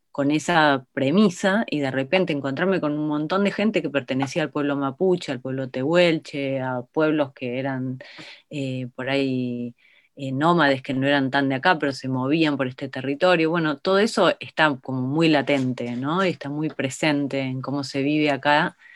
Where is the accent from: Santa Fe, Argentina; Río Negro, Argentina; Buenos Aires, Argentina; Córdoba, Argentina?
Buenos Aires, Argentina; Entonces, nosotros como, como porteños y porteñas eh, decimos